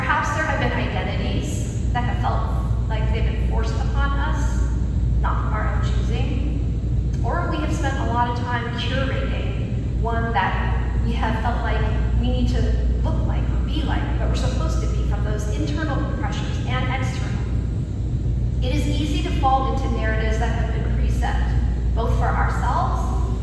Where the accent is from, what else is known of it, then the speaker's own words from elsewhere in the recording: California, United States; I was born and raised in California